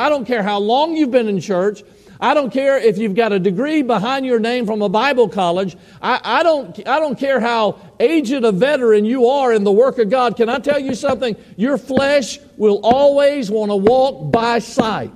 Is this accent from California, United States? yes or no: no; Georgia, United States; moved away as an adult; now in Idaho, United States; many years there in my home state of Georgia. I had ministered for 30 years there.